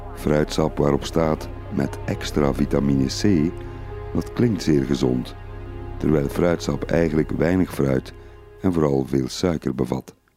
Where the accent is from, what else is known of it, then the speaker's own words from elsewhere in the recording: Flanders, Belgium; Ik herinner me uit mijn jonge jaren de Melkbrigade in Vlaanderen